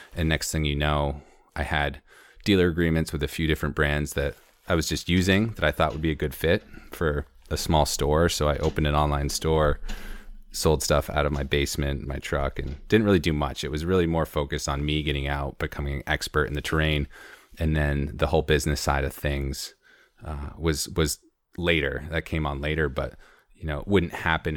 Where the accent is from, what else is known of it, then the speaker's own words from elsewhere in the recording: Conway, New Hampshire, United States; also born or lived in Maine / San Diego / Baja / Madison, New Hampshire; now in Jackson, United States; I grew up in Conway